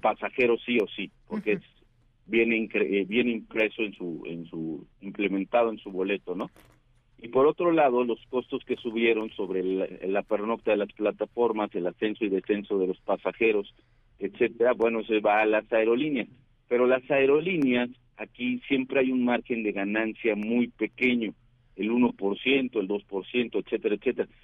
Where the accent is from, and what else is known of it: Mexico